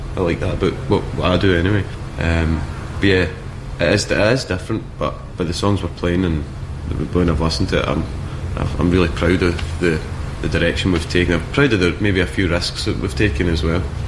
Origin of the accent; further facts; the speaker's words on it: Scotland, United Kingdom; I'm from Scotland